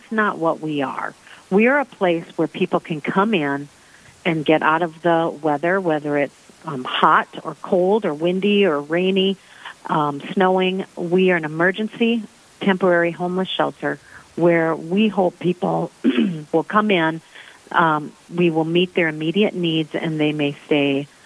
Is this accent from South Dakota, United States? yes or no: yes; Sioux Falls, South Dakota, United States; I'm originally from Sioux Falls, South Dakota. I grew up here